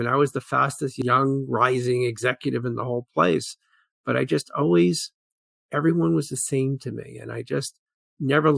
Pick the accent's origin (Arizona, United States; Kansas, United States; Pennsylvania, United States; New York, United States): New York, United States; New York City; I grew up in Brooklyn, New York